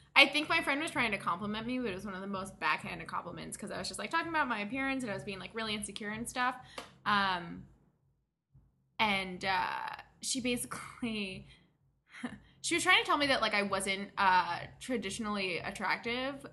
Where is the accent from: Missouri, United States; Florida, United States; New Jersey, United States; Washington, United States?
New Jersey, United States; now in Los Angeles, United States